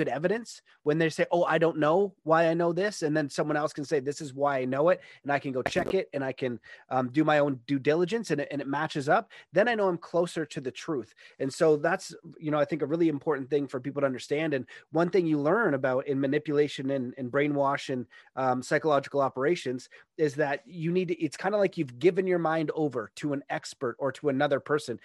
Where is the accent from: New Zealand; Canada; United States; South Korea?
Canada; where I grew up in Canada is very nice, middle-class neighborhood